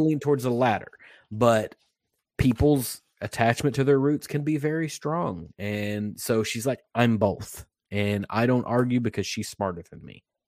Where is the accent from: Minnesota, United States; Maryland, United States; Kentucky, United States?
Kentucky, United States; Western; I'm from Western Kentucky.